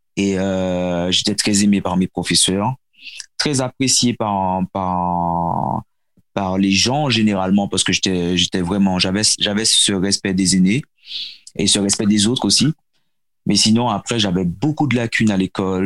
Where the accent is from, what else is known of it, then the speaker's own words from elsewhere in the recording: Martinique; also born or lived in Seine-et-Marne, France; j'ai grandi aux Antilles, à la Martinique plus précisément